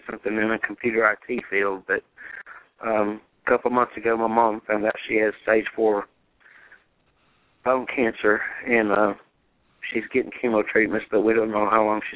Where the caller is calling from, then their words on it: Chattanooga, Tennessee, United States; I'm calling from Chattanooga, Tennessee.